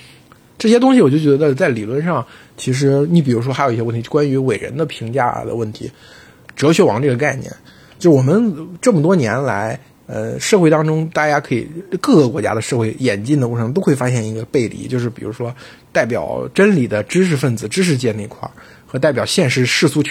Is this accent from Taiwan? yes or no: no; China; 我们中国人